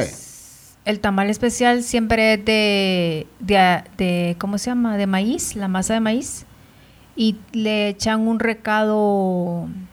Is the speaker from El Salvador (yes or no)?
yes; El Salvador; born or raised there; now in Guatemala